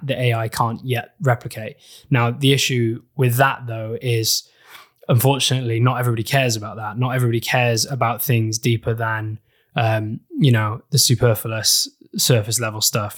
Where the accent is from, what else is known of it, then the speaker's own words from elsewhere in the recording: Wales, United Kingdom; I grew up in Wales